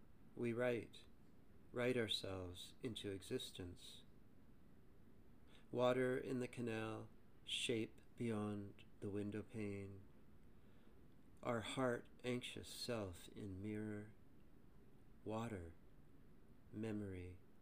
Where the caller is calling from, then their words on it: Toronto, Ontario, Canada; I'm recording this from Toronto, Canada.